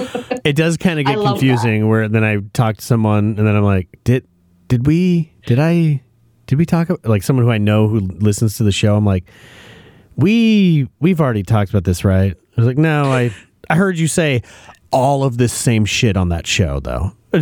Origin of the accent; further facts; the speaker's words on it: Australia; This is a guaranteed way to get a dose of humility as an Australian.